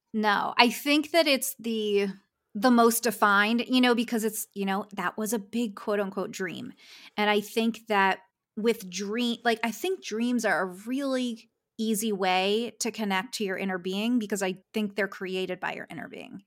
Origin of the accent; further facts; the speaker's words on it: Philadelphia, Pennsylvania, United States; moved away as an adult; now in Los Angeles, United States; I'm from Philadelphia, moving to Los Angeles to be a graphic designer